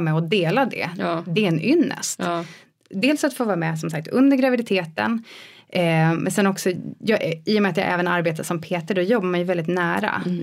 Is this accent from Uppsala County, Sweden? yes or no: no; about 100 km south of Stockholm, near Nyköping, Södermanland, Sweden; now in Stockholm, Sweden; jag är inte uppväxt i Stockholm heller Nej. utan jag, ja men typ 10 mil eh, söder om Stockholm